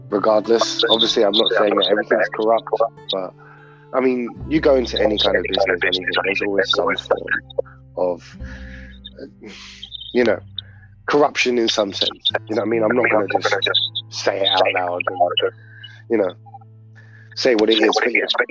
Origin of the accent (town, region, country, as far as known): United Kingdom